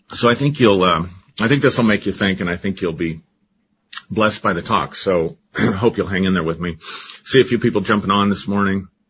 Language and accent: English; Colorado, United States; I grew up in Colorado, lived here my entire life